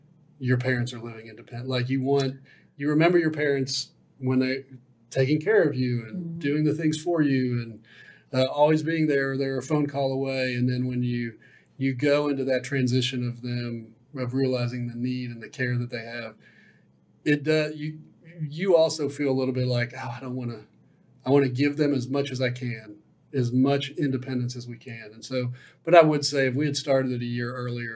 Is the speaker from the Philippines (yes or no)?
no; Dallas, Texas, United States; also born or lived in St. Louis, Missouri; St. Louis, Missouri is where I was born, raised in Dallas